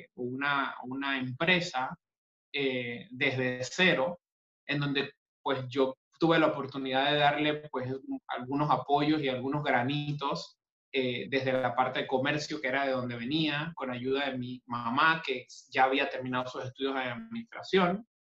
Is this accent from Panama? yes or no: yes; Panama; also born or lived in Buenos Aires; soy panameño y estoy físicamente en Panamá en este momento